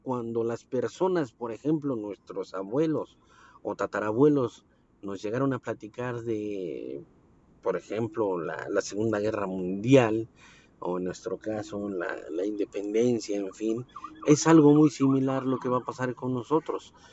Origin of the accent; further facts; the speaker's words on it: Mexico City, Mexico; yo soy de la Ciudad de México